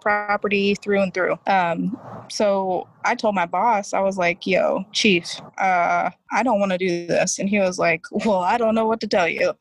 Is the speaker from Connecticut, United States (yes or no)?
no; Washington, District of Columbia, United States; also born or lived in Northern Virginia / Maryland; now in Texas, United States; So south southwest DC is where I'm originally from.